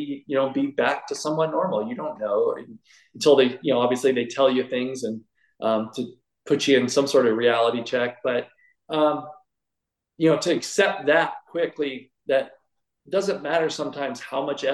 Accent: Sacramento, California, United States; I moved from Sacramento, where I grew up, to Southern California

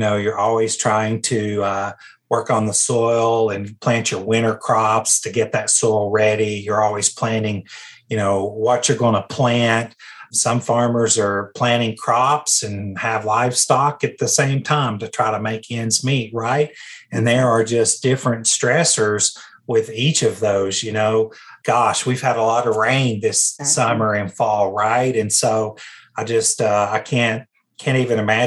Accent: Tennessee, United States; as a country kid, growing up in Tennessee, I just was always rural

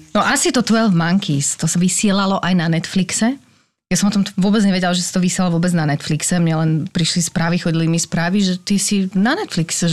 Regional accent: Slovakia; now in Prague, Czech Republic; som Slovenka

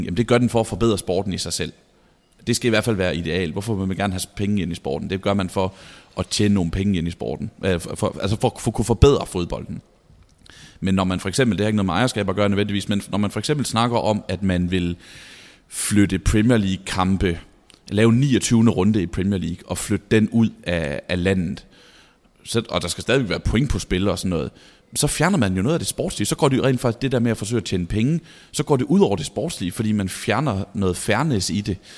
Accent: Vejle, Southern Denmark, Denmark; moved away; Vejle, hvor jeg kommer fra

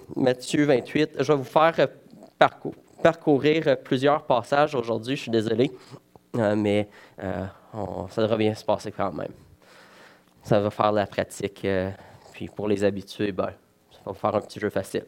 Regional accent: Val-d'Or, Quebec, Canada; je suis originaire de Val d'Or

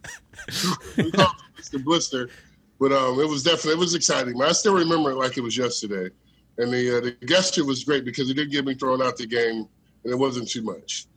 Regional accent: Elkhart, Indiana, United States; I grew up in, uh, you know, Elkhart and South Bend area

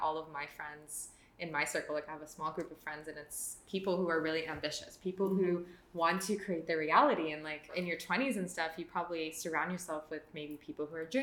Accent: Toronto, Ontario, Canada; moved away as an adult; now in Australia; We're both Canadian, so I'm originally from Toronto

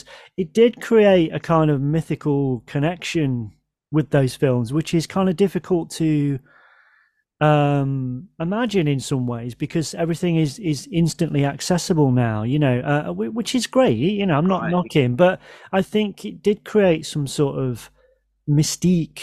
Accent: England, United Kingdom; I'm an Englishman

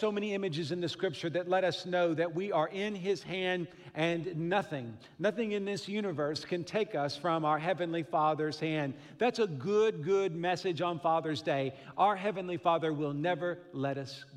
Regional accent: Midwest, United States; also born or lived in Fort Worth, Texas; I grew up here in the Midwest

